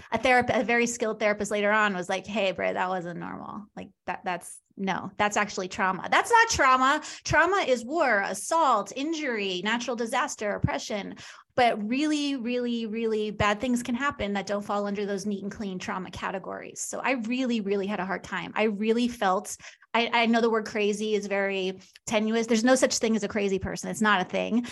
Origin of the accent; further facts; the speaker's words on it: Long Island, New York, United States; now in Kansas City, United States; I'm from New York, but I live in Kansas City.